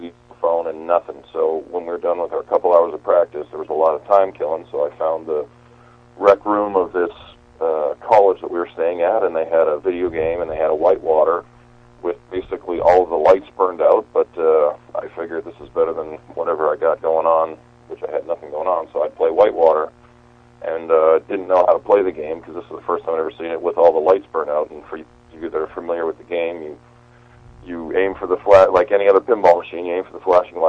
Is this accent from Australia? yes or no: no; Winnipeg, Manitoba, Canada; moved away as an adult; also born or lived in Seattle; I grew up in Winnipeg, which is the Slurpee capital of the world